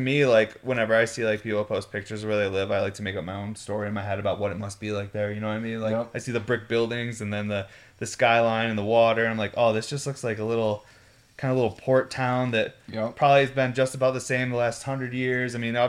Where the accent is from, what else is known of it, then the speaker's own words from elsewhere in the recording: Syracuse, New York, United States; I grew up in Syracuse